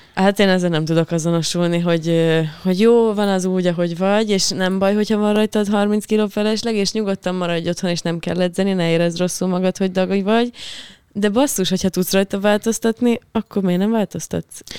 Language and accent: Hungarian; Hungary; accent: provincial (vidékies); én például vidéki vagyok, és, ö, de nagyon vidékiesen tudok beszélni